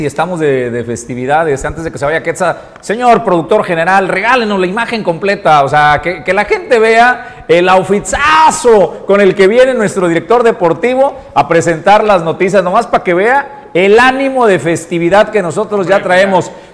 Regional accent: Colima, Mexico; como colimenses, creo que somos generosos

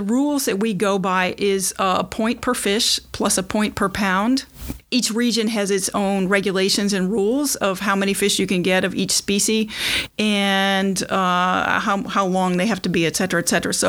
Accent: Watertown, Massachusetts, United States; I'm from Watertown, Mass, and I started spearfishing in 1995.

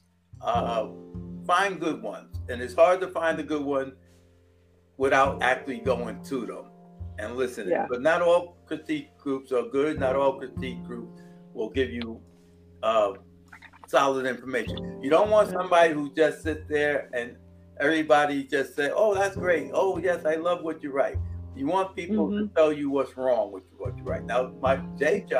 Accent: New York, United States; we're from New York

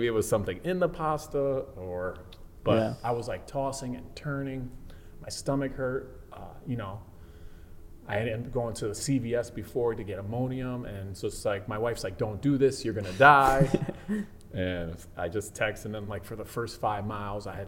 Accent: Waterbury, Connecticut, United States; I'm from Waterbury

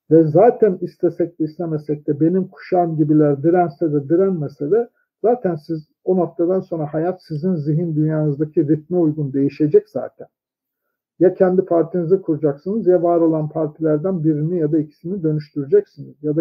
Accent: Turkey; ben öyle bir kasabada doğdum büyüdüm ki herkes Sünniydi, herkes Türktü.

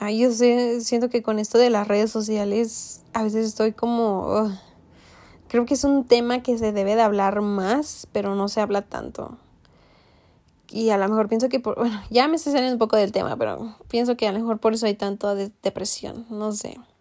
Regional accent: Mexico; moved away as an adult; hasta que salí de México

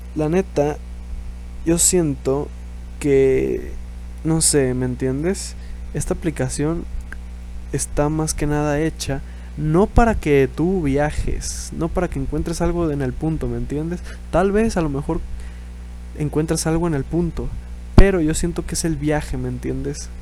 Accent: Mexico; Estamos en México

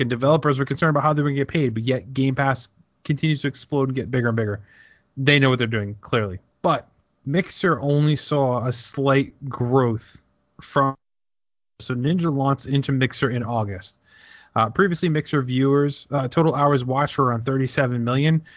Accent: United States; we're American

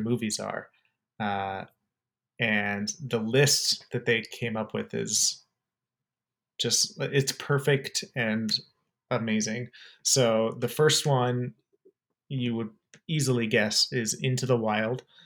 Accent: Arizona, United States; I'm also from Arizona

